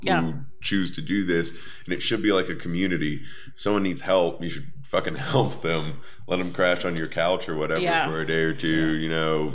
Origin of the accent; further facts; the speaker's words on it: Savannah, Georgia, United States; also born or lived in Atlanta; when I moved back from Atlanta, where I started doing comedy, and moved back to Savannah, people treated me like I wasn't a local comic, even though it was my hometown